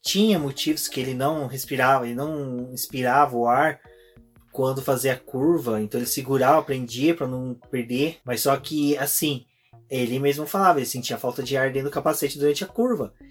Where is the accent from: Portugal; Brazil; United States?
Brazil; a gente é brasileiro, latino